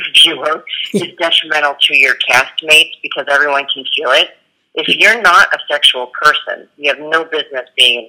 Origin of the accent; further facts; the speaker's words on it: United States; I'm from America and I'm in a whole other country